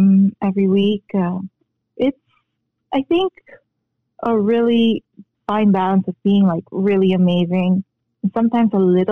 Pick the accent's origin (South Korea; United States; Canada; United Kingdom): South Korea; born or raised there; moved away; also born or lived in Philippines